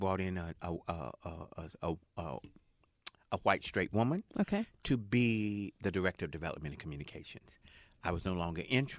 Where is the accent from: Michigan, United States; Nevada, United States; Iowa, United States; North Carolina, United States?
North Carolina, United States; Jacksonville; I'm from Jacksonville.